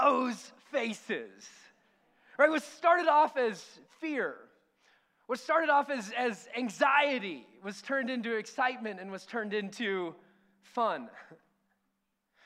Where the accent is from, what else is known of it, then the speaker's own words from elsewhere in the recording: near Disneyland, California, United States; We grew up sort of near Disneyland and Knott's Berry Farm, Six Flags